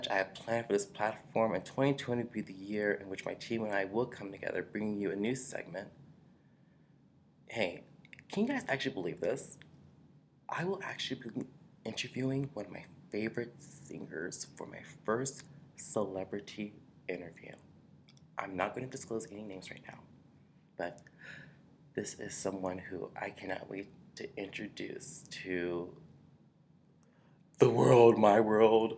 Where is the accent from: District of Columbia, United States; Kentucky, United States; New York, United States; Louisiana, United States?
District of Columbia, United States; Washington; I'm from Washington, D.C.